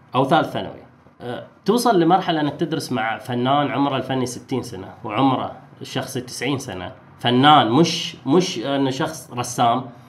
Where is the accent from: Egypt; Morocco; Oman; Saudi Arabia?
Oman; احنا كعمانيين